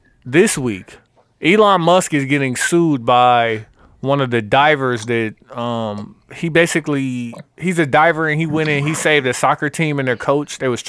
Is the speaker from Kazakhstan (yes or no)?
no; Côte d’Ivoire; Like Africa. Like what? Like no. I'm from Ivory Coast.